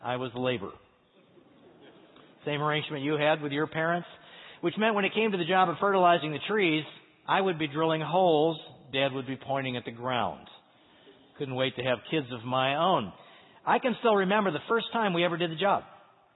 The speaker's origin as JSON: {"language": "English", "town": "St. Louis", "region": "Missouri", "country": "United States", "tie": "born or raised there", "moved": "yes", "lives_now": "Cary, United States", "said": "I grew up in St. Louis. I'm a Midwesterner"}